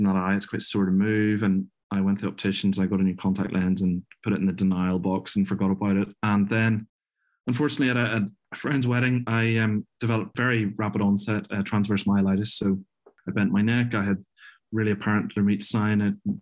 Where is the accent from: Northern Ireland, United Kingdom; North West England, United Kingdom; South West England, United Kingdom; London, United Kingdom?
Northern Ireland, United Kingdom; Belfast; also born or lived in Glasgow, Scotland; I'm from Northern Ireland. I was originally from Belfast.